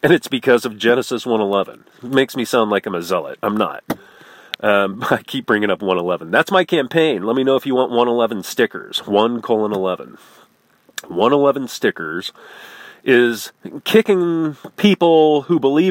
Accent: Midwest, United States; I'm from the Midwest, where you look as far as the eye can see, and it's flat and ugly

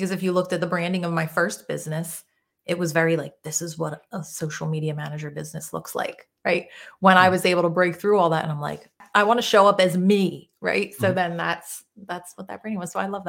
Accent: Philadelphia, Pennsylvania, United States; I am originally from Northeast Philadelphia.

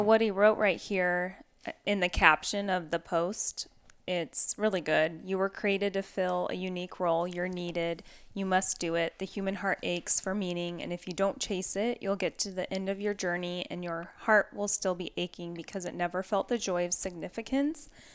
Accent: the Northwest, Pacific Northwest, United States; Growing up in the Northwest, we lived on two and a half acres

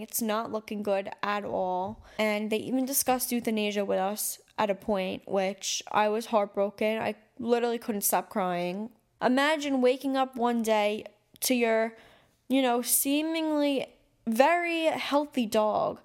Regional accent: New York City, New York, United States; I'm from New York City, I'm from Staten Island

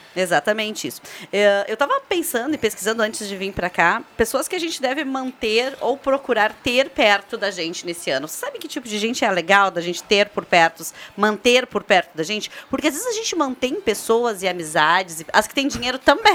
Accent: Brazil; a gente, enquanto brasileiros

